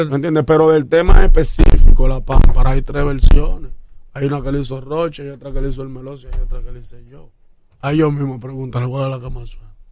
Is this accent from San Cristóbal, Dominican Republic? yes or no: no; Santo Domingo Este, Distrito Nacional, Dominican Republic; Y Catanga queda al lado del barrio Puerto Rico donde yo nací